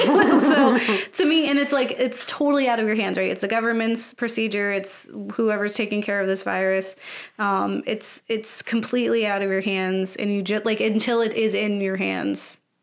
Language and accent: English; Philadelphia, Pennsylvania, United States; as a Philadelphian